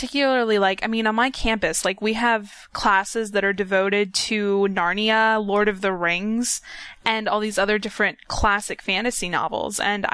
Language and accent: English; Orlando, Florida, United States; born there; I mean, I was born in Orlando, so, like, I've been going to Universal Studios since before I can even remember.